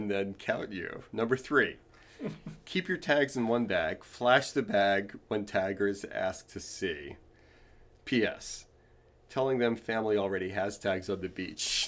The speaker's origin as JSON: {"language": "English", "region": "California", "country": "United States", "moved": "yes", "lives_now": "New Jersey, United States", "said": "I crossed over from being a Californian to being a New Jerseyan"}